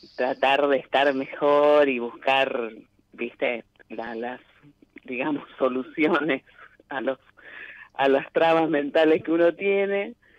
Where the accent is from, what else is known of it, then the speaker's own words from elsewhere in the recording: Cañada de Gómez, Santa Fe, Argentina; De Cañada de Gómez, cerca de Rosario